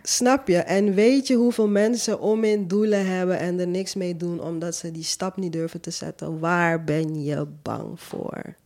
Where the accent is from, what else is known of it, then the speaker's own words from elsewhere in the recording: Suriname; moved away as an adult; now in Netherlands; Ik kom zelf uit Suriname, ik ben daar geboren, ik heb tot mijn 23ste gewoond